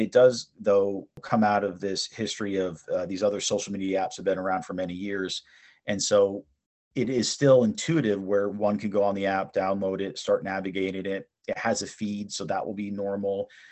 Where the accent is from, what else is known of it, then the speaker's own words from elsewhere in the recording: East Brunswick, New Jersey, United States; also born or lived in Southern California / Istanbul, Turkey; I was born and raised in New Jersey in East Brunswick